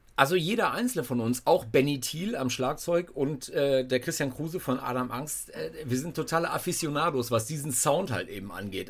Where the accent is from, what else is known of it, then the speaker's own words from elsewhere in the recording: North Rhine-Westphalia, Germany; ich äh, bin Westfale